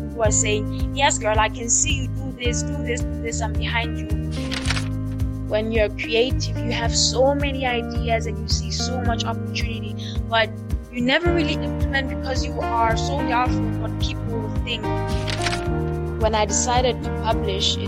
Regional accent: Lesotho; My hometown is Mafeking

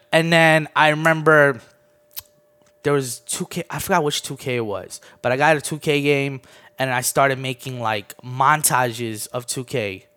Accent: D.C. area, Maryland, United States; moved away as an adult; also born or lived in Armenia / Orlando, Florida; Moved here when I was nine. Always been, um, around the Maryland, D C area

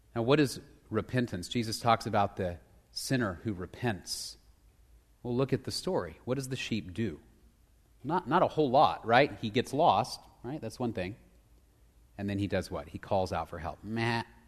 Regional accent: Dallas, Texas, United States; I grew up in Dallas

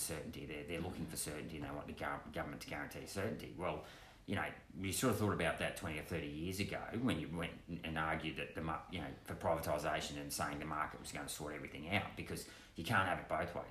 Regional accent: Chinchilla, Queensland, Australia; I worked in jobs since I've basically been 12 years old at my hometown of Chinchilla

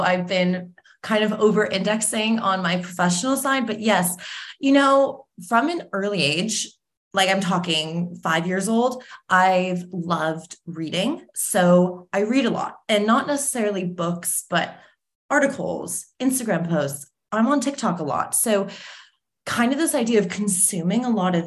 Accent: Cleveland, Ohio, United States; moved away as an adult; now in New York, United States; I grew up in Cleveland, Ohio, which is an amazing city and I love, and my family still lives there.

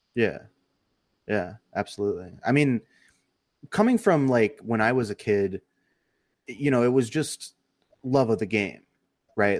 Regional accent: United States; I as an American basketball fan

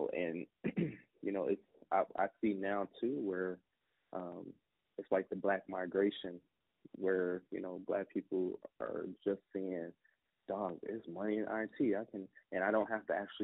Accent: Newport News, Virginia, United States; I was born and raised in Newport News

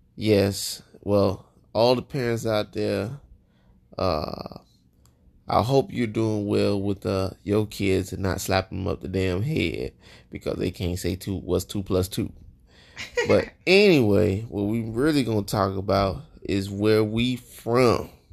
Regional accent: Joliet, Illinois, United States; moved away; I'm from Joliet, Illinois, right outside Chicago

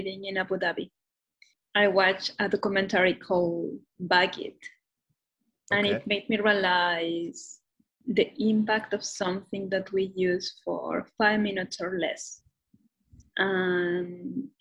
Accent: Mexico City, Mexico; English is a second language; now in Toronto, Canada; I'm originally from Mexico City. And right now I'm based in Toronto, Canada

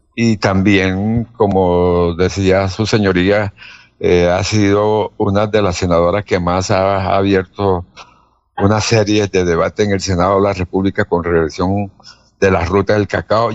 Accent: Cartagena, Bolívar, Colombia; moved away as an adult; now in Girón, Colombia; Yo soy costeño, cartagenero, pero resido hace veintipico años aquí en Girón

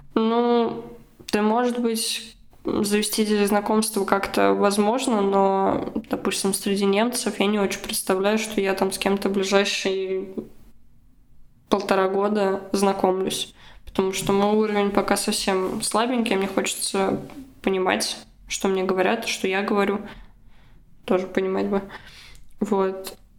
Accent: Russia; moved away as an adult; now in Germany; я была единственной из России

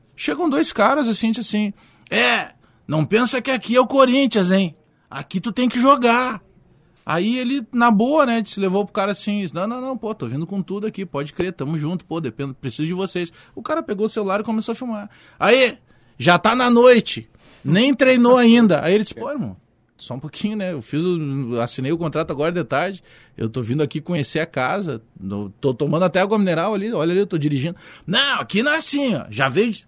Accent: Porto Alegre, Rio Grande do Sul, Brazil; also born or lived in Bagé; eu me criei, eu morei em Bagé, eh, nasci em Bagé, mas vim muito cedo em Porto Alegre. E, e eu me criei na Restinga, na Zona Sul.

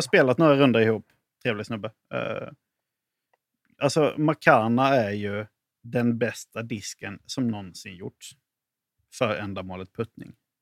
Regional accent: Halland County, Sweden; now in Lund, Sweden; jag är ju från Halland i grund och botten

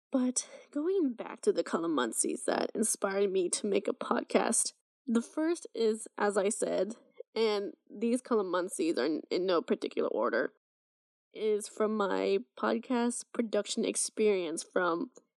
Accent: Saudi Arabia; And it's probably due to the fact that I was raised in Saudi and went to international American schools all my life.

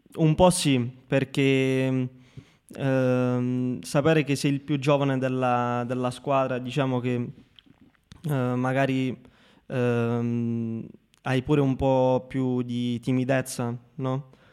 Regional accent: Marconia, Basilicata, Italy; also born or lived in Rome; un ragazzo come me che viene da un paesino come Marconia che ha 15.000 abitanti in tutto

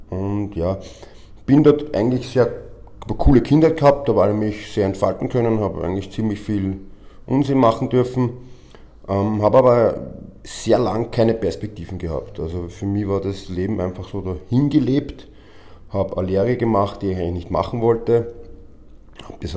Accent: Vienna, Austria; also ich bin seit 40 Jahren auf der Welt, bin aufgewachsen in Wien, bin seit 16 Jahren Profi im Wrestling

